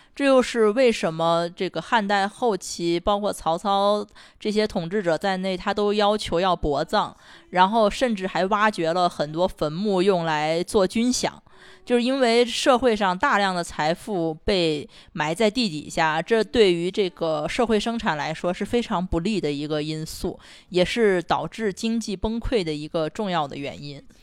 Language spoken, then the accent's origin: Chinese; Xi'an, Shaanxi, China; 我们作为这个在西安土生土长的人